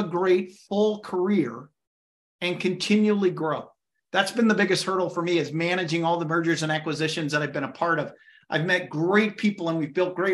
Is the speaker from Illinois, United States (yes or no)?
yes; Illinois, United States; moved away; I'm originally from Illinois, so I know Chicago really well